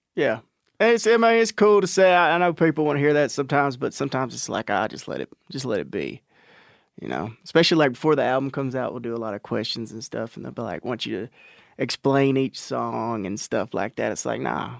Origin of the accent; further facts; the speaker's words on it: Natchez, Texas, United States; I'm actually from Natchez, which is about ten miles uh, fifty-eight miles outside of Palestine, which is just in East Texas